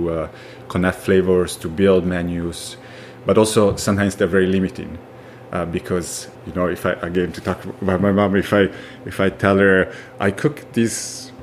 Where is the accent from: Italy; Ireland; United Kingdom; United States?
Italy; Piacenza, Emilia-Romagna; also born or lived in Monticelli d'Ongina, Italy / Forte dei Marmi, Italy; now in Canada; my hometown of Piacenza